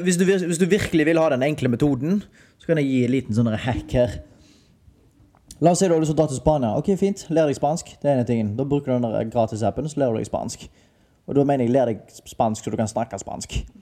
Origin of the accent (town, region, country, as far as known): Haugesund, Rogaland, Norway; moved away as an adult; now in Spain